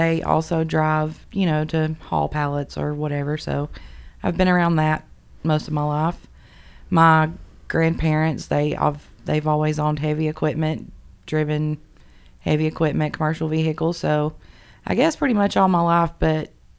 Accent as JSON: {"language": "English", "town": "Menlo", "region": "Georgia", "country": "United States", "tie": "born or raised there", "said": "Okay, so I'm from Menlo, Georgia, which nobody's probably ever heard of. It's about 40 minutes south of Trenton."}